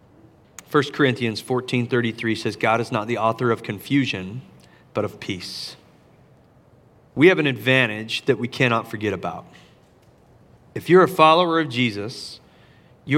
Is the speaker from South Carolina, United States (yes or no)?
yes; Charleston, South Carolina, United States; downtown Charleston in my hometown